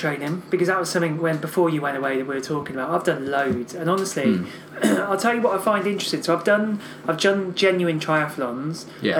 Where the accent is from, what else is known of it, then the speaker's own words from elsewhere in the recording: New York City, New York, United States; In the Bronx.